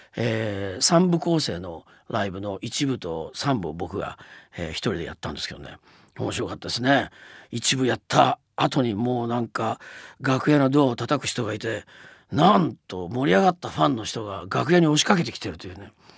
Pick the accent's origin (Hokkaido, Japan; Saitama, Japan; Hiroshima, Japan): Hiroshima, Japan; now in New York, United States; 僕の地元であります広島市から広島市民賞をいただきました